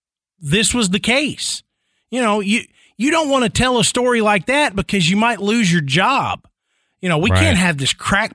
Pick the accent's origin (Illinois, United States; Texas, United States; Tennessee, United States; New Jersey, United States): Tennessee, United States; I mean, it's like growing up in Middle Tennessee, somebody you know is going to have a Bell Witch story.